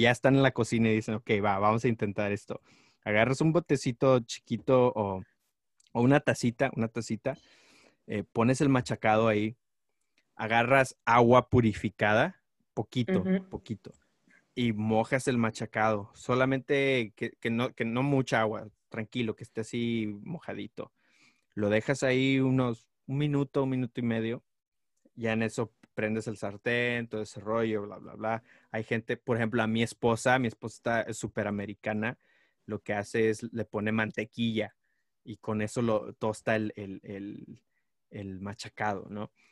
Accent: Mexico; ser mexicano

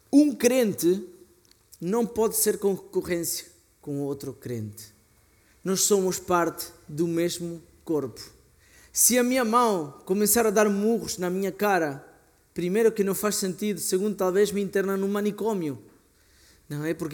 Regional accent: Argentina; Portuguese is a second language; Aliás, na Argentina, sou argentino, fazemos grelhados que a carne demora duas, três, quatro horas em cozer.

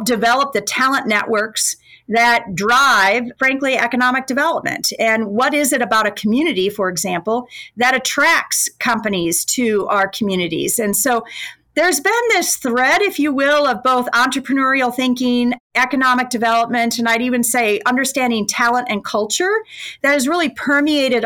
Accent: Mitchell, South Dakota, United States; moved away as an adult; also born or lived in Germany; now in Davenport, United States; my hometown in South Dakota

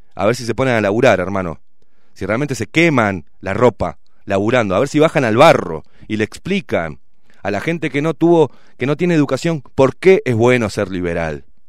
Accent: Uruguay; Somos uruguayos

